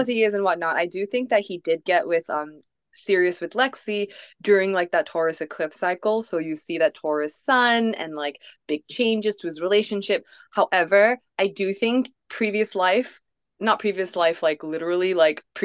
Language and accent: English; Malaysia; moved away; I too am a foreigner in a distant land, since I'm from Malaysia